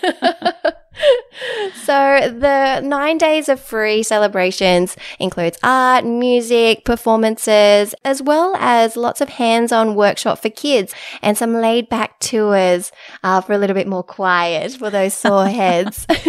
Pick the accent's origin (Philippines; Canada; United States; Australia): Australia; Sydney, New South Wales; also born or lived in Inner West, Sydney; I'm originally from the Shire